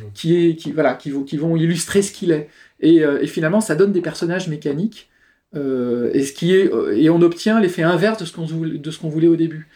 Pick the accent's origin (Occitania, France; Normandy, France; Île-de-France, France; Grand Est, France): Île-de-France, France; Paris; accent: parigo; mon accent parigo typique